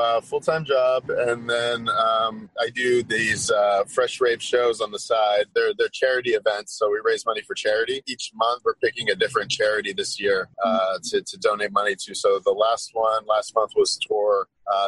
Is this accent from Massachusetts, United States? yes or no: yes; Boston, Massachusetts, United States; I'm from Boston. I'm born and raised